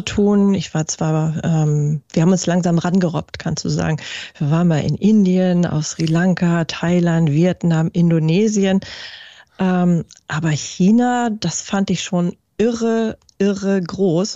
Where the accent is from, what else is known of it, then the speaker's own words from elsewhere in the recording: Germany; bei uns in Deutschland